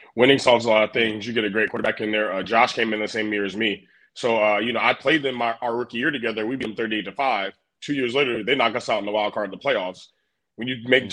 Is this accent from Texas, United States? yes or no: no; Garner, North Carolina, United States; moved away as an adult; now in Buffalo, United States; I'm from Garner, North Carolina.